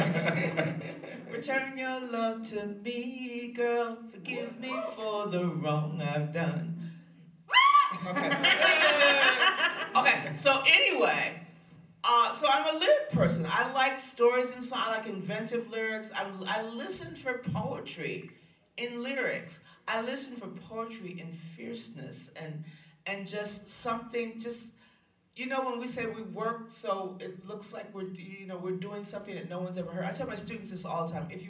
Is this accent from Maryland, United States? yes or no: no; Chicago, Illinois, United States; I grew up on the West Side of Chicago, and there were no white people anywhere